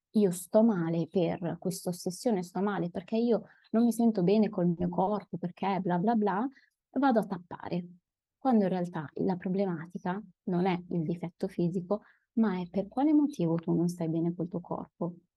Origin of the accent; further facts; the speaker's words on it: Milan, Lombardy, Italy; also born or lived in Padua / Turin; Io sono milanese